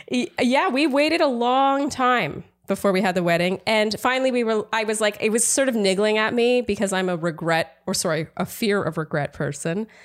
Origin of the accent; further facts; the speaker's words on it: Canada; moved away as an adult; now in United States; I'm Canadian